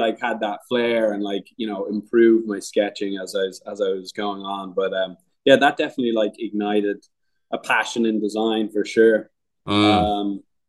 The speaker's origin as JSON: {"language": "English", "country": "Ireland", "also_born_or_lived": "Albuquerque, New Mexico / Dublin", "moved": "yes", "said": "I'm from Ireland originally, but at the time I was living in Albuquerque, New Mexico with my family."}